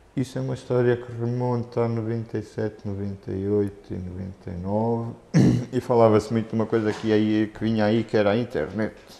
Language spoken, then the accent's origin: Portuguese; Luanda, Luanda Province, Angola; moved away as an adult; Eu vivia em Luanda, cresci em Luanda até aos 18 anos